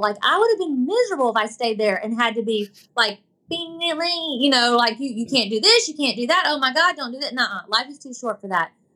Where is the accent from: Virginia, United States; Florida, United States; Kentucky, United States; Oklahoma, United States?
Florida, United States; Tallahassee; I grew up in Tallahassee, Florida